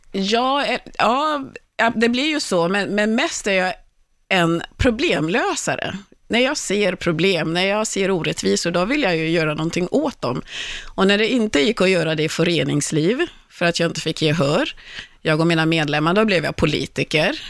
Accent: Kungsängen, Stockholm County, Sweden; jag bodde i Kungsängen, växte upp i Kungsängen

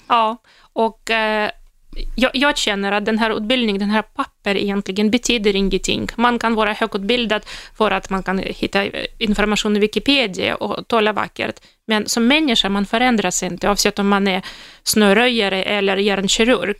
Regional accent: Russia; Swedish is a second language; moved away as an adult; now in Sweden; i Ryssland, där, där jag kommer ifrån

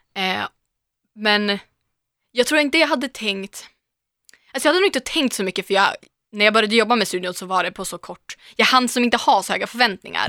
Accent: Umeå, Västerbotten County, Sweden; now in Stockholm, Sweden; jag kommer från Umeå, det är ju en studentstad

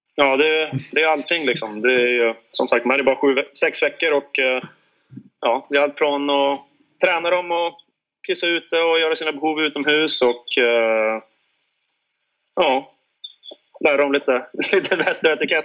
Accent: Sweden; moved away; vi längtar hem till våra familjer och vänner hemma i Vik

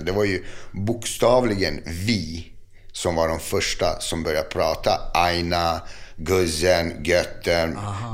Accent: Botkyrka, Stockholm County, Sweden; jag är uppvuxen i Fittja

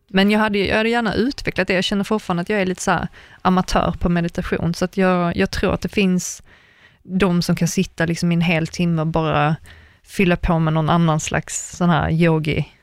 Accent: Sweden; moved away as an adult; also born or lived in Germany; jag var enda svensk

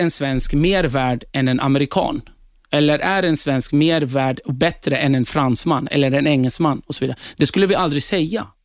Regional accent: Turkey; now in Sweden; jag flydde hit för att kunna fortsätta få vara kurd. Det var därför vi flydde från Turkiet. För att i Turkiet än idag så förtrycks kurder. Och vi får inte prata vårt språk och så vidare.

